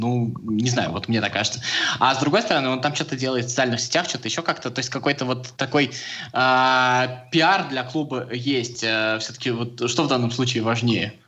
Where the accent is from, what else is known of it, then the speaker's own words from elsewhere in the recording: Samara, Samara Oblast, Russia; я просто из Самары.